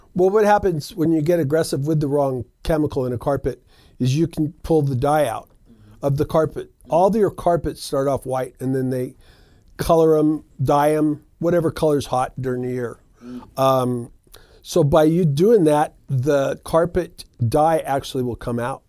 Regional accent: Reno, Nevada, United States; we've been in the business for over twenty years in Reno. I'm a local, born and raised right here. So this is my hometown

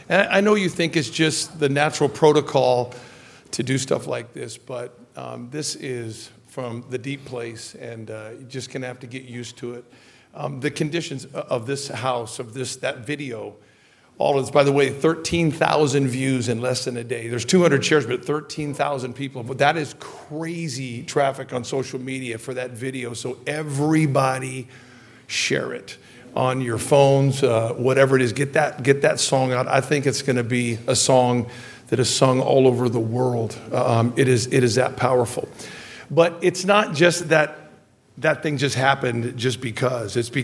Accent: Redding, California, United States; one of my friends back in my hometown named Bobby Johnson

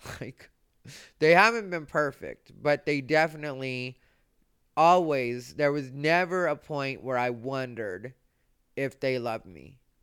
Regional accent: Arizona, United States; I grew up in Arizona, which is or was a racist place

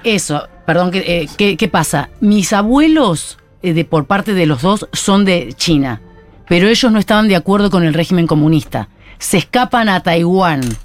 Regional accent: Buenos Aires, Argentina; accent: porteño; yo me considero argentina porque soy nacida acá, de padres chinos

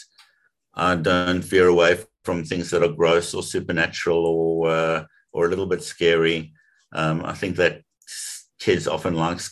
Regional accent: South Africa; I grew up in South Africa.

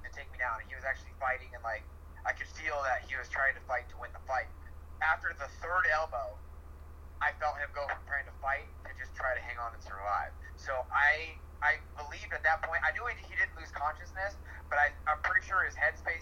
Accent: Iowa, United States; moved away; also born or lived in San Diego; I grew up in Iowa

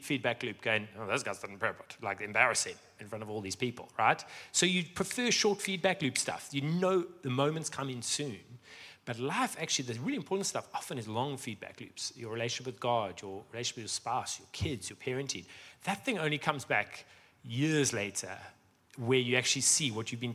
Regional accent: Johannesburg, Gauteng, South Africa; moved away; I was born in Sandton

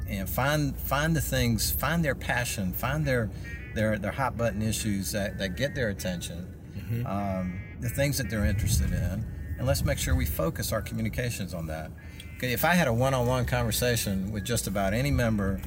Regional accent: Florence, South Carolina, United States; Florence, my hometown.

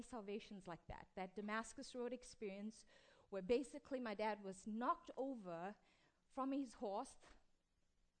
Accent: South Africa; I come from South Africa, was born to an East Indian father and an Italian and Scottish mother in apartheid South Africa

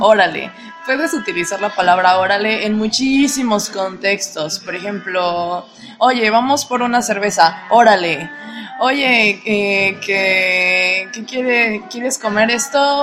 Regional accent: Mexico; tengo 23 años y soy de México.

